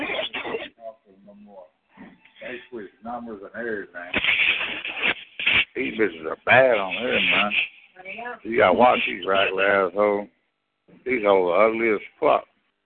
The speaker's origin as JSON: {"language": "English", "town": "St. Louis", "region": "Missouri", "country": "United States", "said": "I'm from St. Louis"}